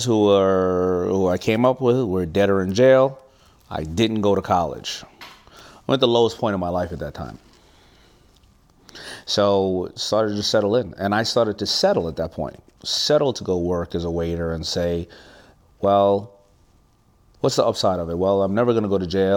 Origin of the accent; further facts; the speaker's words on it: New York City, New York, United States; I'm from Hollis, Queens